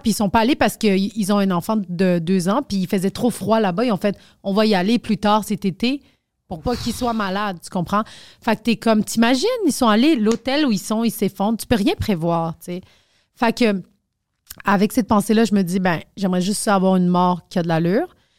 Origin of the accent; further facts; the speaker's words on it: Quebec, Canada; je suis née au Québec genre je suis juste pas bonne en français